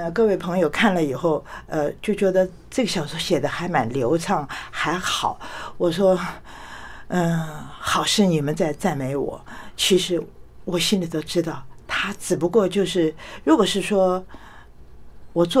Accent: China; 我常常讲，我们中国人好了不起啊！

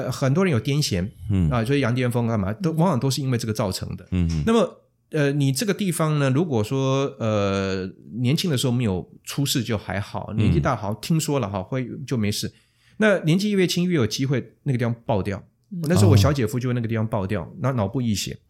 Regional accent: Wanhua, Taipei, Taiwan; 因为我从小在万华出生长大，嗯，那从小就看到游民， 那些无家可归的人

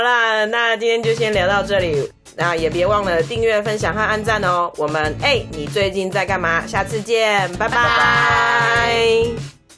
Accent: Taipei, Taiwan; 虽然我是台北人

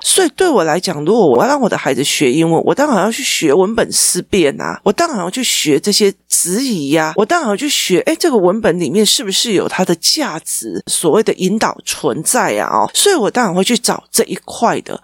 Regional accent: Taichung, Taiwan; 我的家乡台中

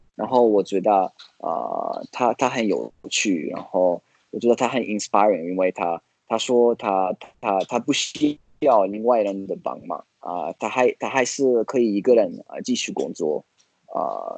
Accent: Florence, Tuscany, Italy; Chinese is a second language; moved away as an adult; also born or lived in United States; now in Tainan, Taiwan; 去我老家，可以去啊，佛罗伦斯

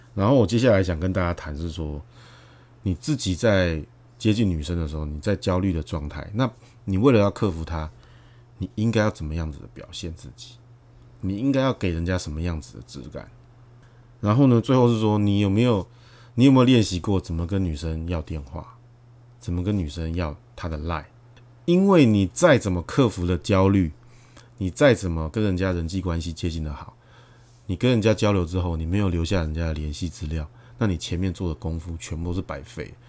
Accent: Taiwan; 我们台湾人

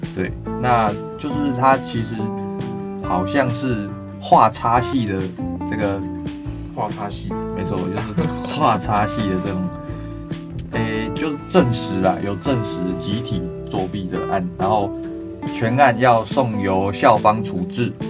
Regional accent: Taiwan; 我们台湾人吃亏

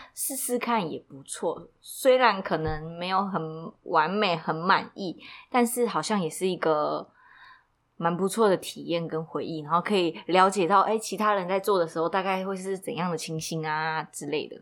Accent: Taipei, Taiwan; 我是台北人啦

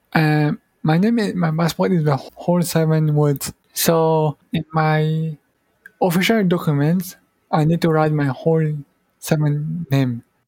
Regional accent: Mauritius; English is a second language; moved away as an adult; also born or lived in Malaysia / Australia; now in Taiwan; I'm from Mauritius.

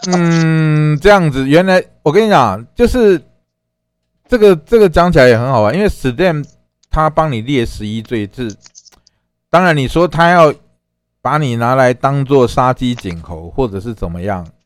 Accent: Taiwan; 我们台湾话叫拍谁啊

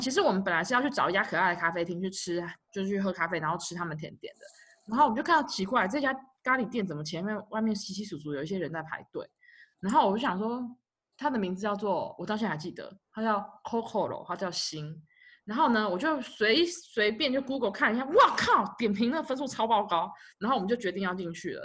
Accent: Taipei, Taiwan; 因为我们从小就在那边长大

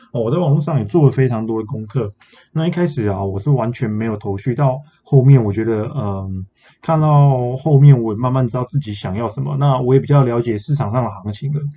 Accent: Taiwan; 我们台湾人

